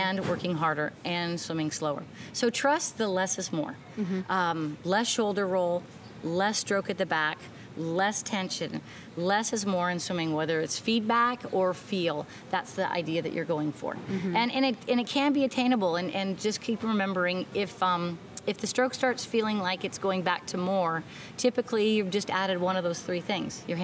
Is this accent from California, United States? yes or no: yes; San Diego, California, United States; moved away as an adult; now in Kona, United States; I grew up in San Diego